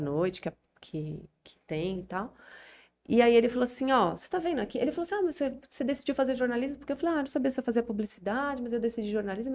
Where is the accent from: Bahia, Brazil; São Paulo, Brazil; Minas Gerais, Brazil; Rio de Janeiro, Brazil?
São Paulo, Brazil; moved away as an adult; now in Jales, Brazil; Eu sou de São Paulo, uhum. sempre morei em São Paulo até uhum. um ano atrás. Então, eu nasci em São Paulo e sempre morei.